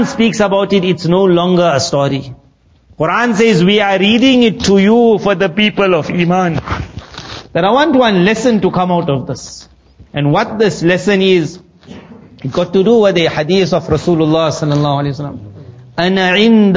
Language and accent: English; South Africa; When we grew up in South Africa